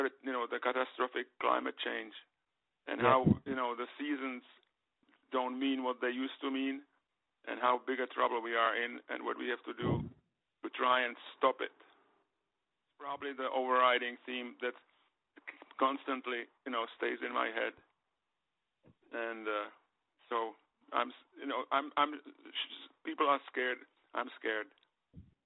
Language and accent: English; Prague, Czechia; moved away; I was born there in Prague